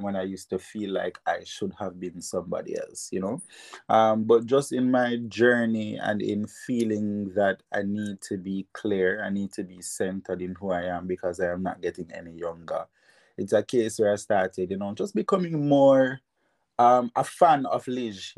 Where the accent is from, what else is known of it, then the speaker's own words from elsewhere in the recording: Jamaica; moved away as an adult; now in Japan; spent 6 years there, went to Kingston College